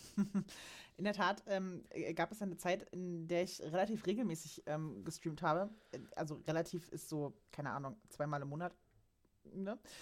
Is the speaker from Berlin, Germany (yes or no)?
yes; Berlin, Germany; now in Saxony-Anhalt, Germany; Ich komme nämlich eigentlich aus Berlin